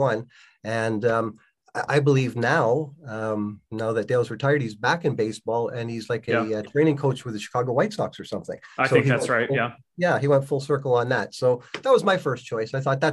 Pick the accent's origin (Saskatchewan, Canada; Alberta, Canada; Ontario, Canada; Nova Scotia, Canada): Ontario, Canada; Toronto; As a kid growing up in Scarborough, Ontario